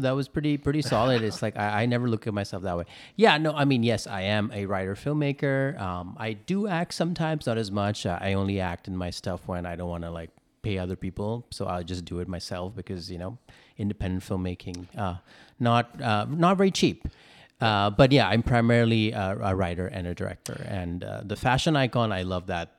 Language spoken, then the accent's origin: English; India; now in Los Angeles, United States; I'm an Indian, I'm an immigrant, uh, moved here from India, uh, to here in America